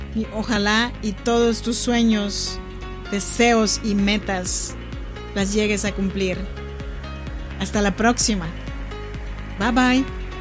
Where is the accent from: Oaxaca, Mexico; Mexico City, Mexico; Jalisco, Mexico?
Oaxaca, Mexico; now in Sacramento, United States; Soy nacida en Oaxaca, México. Me da mucho gusto saludarte desde Sacramento, California.